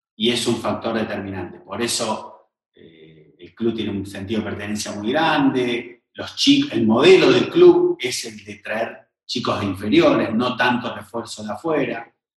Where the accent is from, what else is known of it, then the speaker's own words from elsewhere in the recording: Buenos Aires, Argentina; now in Rosario, Argentina; yo soy de Buenos Aires